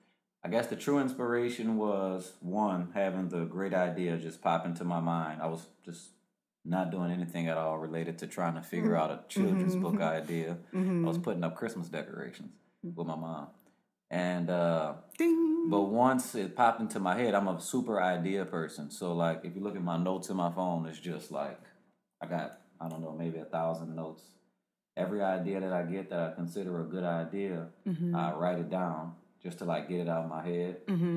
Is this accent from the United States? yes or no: yes; New Orleans, Louisiana, United States; New Orleans, Louisiana.